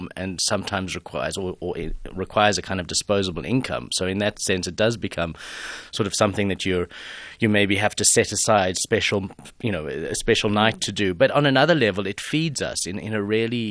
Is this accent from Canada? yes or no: no; Johannesburg, Gauteng, South Africa; moved away as an adult; also born or lived in United Kingdom; to be back in my hometown